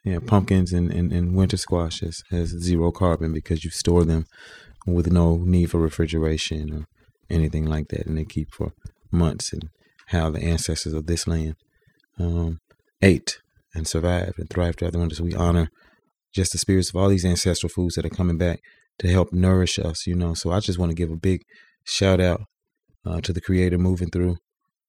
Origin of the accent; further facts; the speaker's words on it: Mississippi, United States; as a Southerner, as a Mississippian